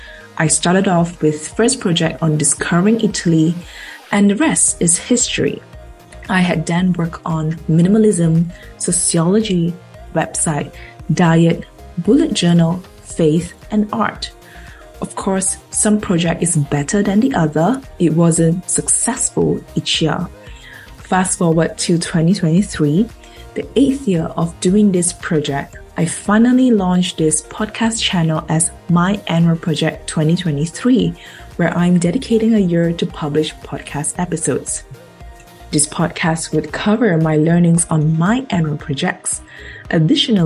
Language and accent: English; Malaysia; I am a Malaysian Chinese lady in her 30s based in Kuala Lumpur, the capital city of Malaysia